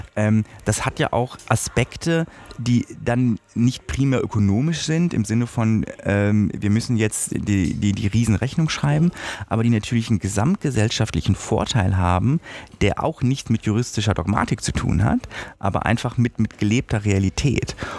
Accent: Germany; bei uns in Deutschland

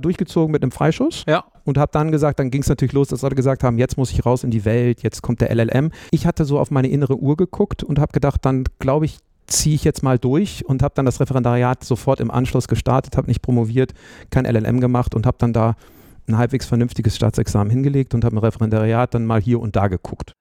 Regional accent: Bremen, Germany; moved away as an adult; also born or lived in Münster; ich bin in Bremen aufgewachsen

